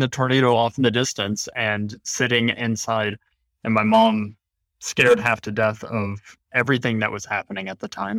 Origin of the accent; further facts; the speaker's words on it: Tennessee, United States; I'm actually from Tennessee